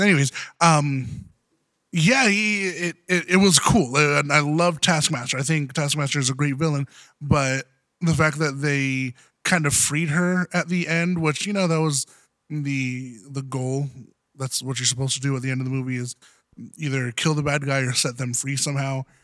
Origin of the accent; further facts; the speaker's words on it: Southern California, United States; I'm from Southern, Southern California